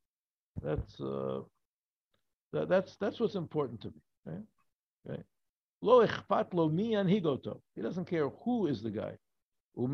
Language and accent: English; Chicago, Illinois, United States; moved away; I come from Chicago. He's a big sports town